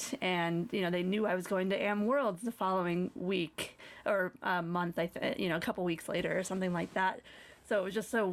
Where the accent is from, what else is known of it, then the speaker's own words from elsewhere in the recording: New York, United States; moved away; also born or lived in Colorado; I am from New York. I only moved to Colorado.